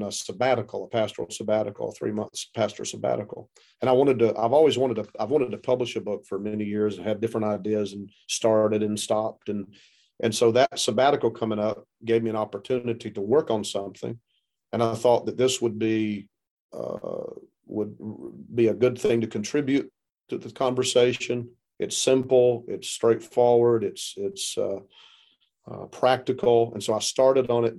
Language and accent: English; South Carolina, United States; moved away; I'm from South Carolina originally. You can tell by the way I talk, I'm not from the Midwest